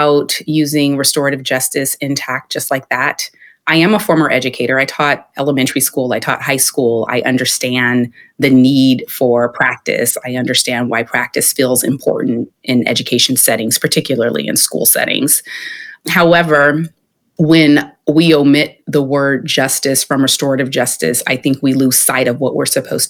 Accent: Sacramento, California, United States; I'm from Sacramento, often in Bay Area shadow, but I was born and raised here, as was my mother.

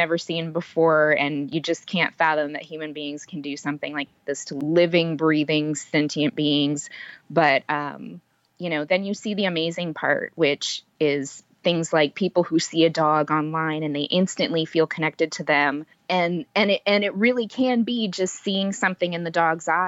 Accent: San Antonio, Texas, United States; being from San Antonio

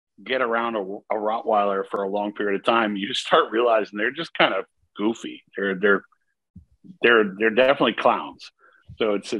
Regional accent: Maine, United States; I grew up in my household in Maine.

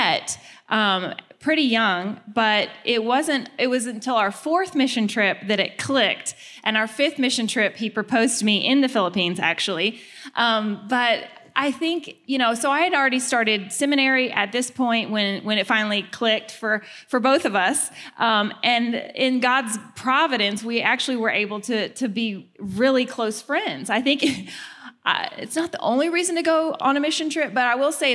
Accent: the South, United States; moved away; I'm from the South

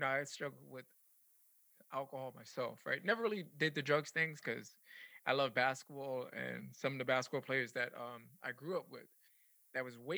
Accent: New York City, New York, United States; now in Tampa, United States; I'm originally from the Bronx. I moved from the Bronx to Tampa

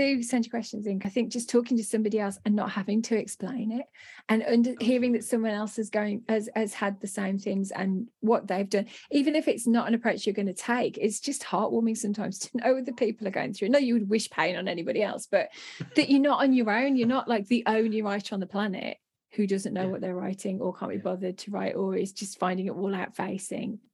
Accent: United Kingdom; we're British

